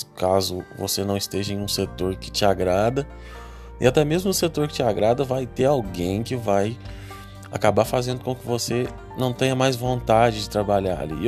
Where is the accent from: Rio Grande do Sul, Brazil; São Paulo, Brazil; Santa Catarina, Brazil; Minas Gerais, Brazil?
Minas Gerais, Brazil; Três Pontas; moved away as an adult; also born or lived in Varginha; now in Uberaba, Brazil; eu sou natural de uma cidade chamada Três Pontas, no sul de Minas